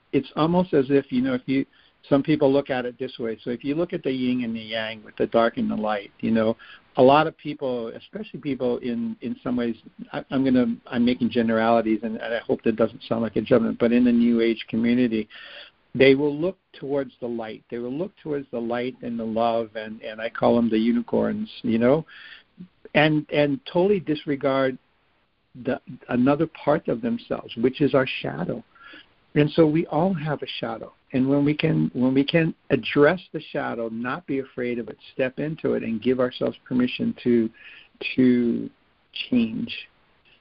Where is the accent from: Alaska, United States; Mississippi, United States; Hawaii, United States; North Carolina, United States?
Hawaii, United States; I'm from Hawaii, and my family goes back in Hawaii over 20 generations